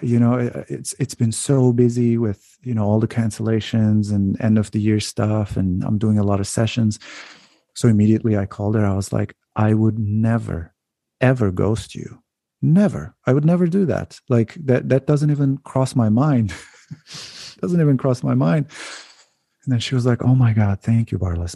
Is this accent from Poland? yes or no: no; Turkey; moved away as an adult; also born or lived in United States / Canada; now in Netherlands; growing up in Turkey and then um, going to different countries when I when I was so young and then and then coming back